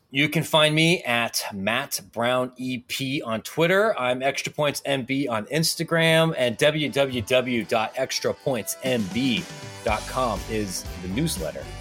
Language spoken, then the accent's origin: English; Ohio, United States; I'm from Ohio, which is not, objectively not a good state.